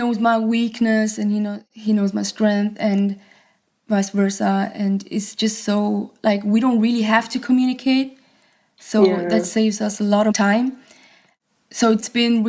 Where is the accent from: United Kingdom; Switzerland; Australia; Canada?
Switzerland; I was born and raised in Switzerland, so I felt like we were far away from the industry